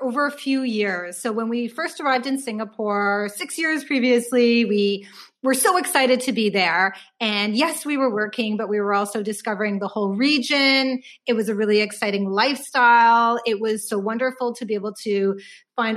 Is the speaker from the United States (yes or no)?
no; Canada; we feel very fortunate and privileged to be Canadian citizens